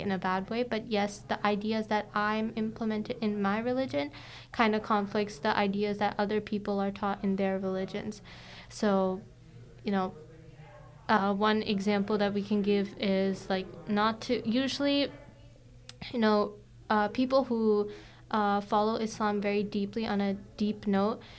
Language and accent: English; United States; My family is actually from India. I was born in the uh, U.S.